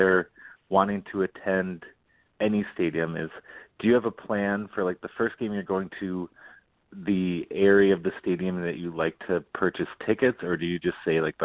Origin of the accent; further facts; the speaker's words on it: Saint Paul, Minnesota, United States; I grew up, I'm from the St. Paul area basically, and live in St. Paul now